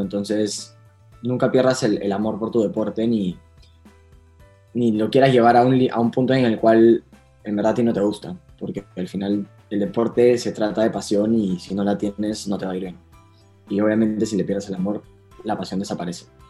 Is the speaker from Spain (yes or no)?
no; Punta Hermosa, Lima, Peru; nací en Punta Hermosa